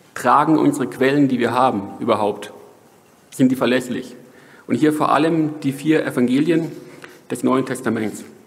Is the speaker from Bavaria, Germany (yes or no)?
yes; Franconia, Bavaria, Germany; moved away; also born or lived in Hamburg; ich komme hier aus Franken